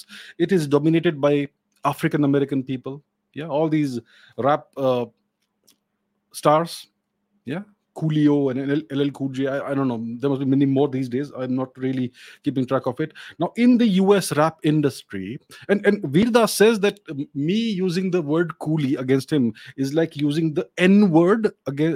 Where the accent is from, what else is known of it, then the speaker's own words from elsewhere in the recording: India; I'm Indian